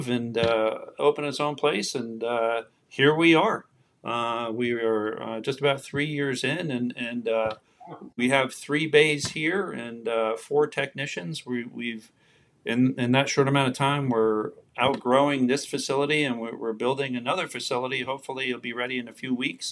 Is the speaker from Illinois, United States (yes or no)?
no; New Jersey, United States; moved away as an adult; I was born and raised in New Jersey.